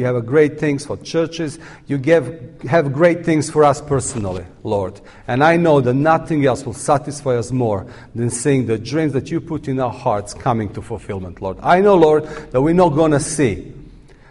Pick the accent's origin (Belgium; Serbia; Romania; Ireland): Serbia; I'm coming from Serbia